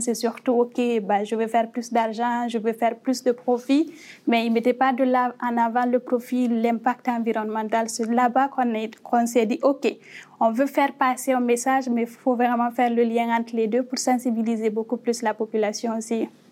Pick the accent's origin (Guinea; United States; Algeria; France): Guinea; moved away as an adult; also born or lived in Morocco; now in Canada; je viens de la guinée qu'on a créée en Afrique de l'Ouest